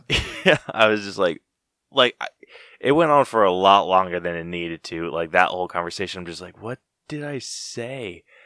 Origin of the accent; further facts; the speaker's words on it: Utah, United States; growing up in Utah